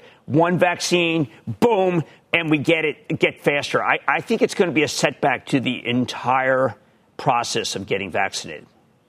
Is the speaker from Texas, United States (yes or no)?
no; Fort Washington, Pennsylvania, United States; I was growing up in Fort Washington, PA